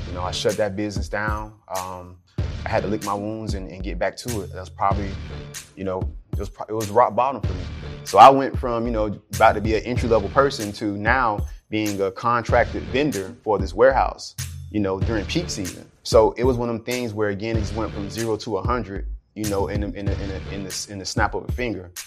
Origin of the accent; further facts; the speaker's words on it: Jacksonville, Florida, United States; I grew up in Jacksonville